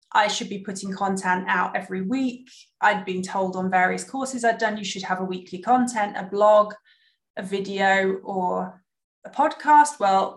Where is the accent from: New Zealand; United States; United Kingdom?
United Kingdom; now in Germany; I'm sitting here in Germany as a Brit